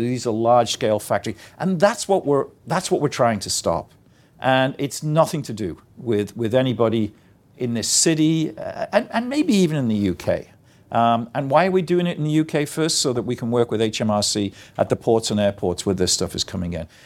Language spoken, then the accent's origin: English; Liverpool, North West England, United Kingdom; as a little boy growing up in Garston